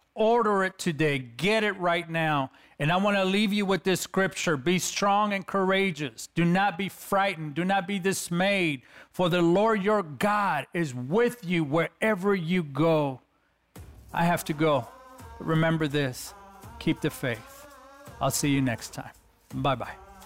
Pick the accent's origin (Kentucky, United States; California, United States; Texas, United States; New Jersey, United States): California, United States; Los Angeles; I'm a kid from East L A, California